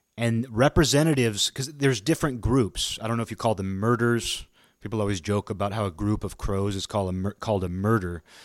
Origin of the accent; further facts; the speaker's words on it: Pacific Northwest, United States; where I grew up in the Pacific Northwest